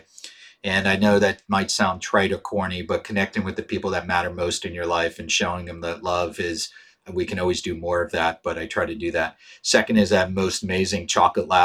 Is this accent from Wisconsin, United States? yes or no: no; Pittsburgh, Pennsylvania, United States; I grew up in Pittsburgh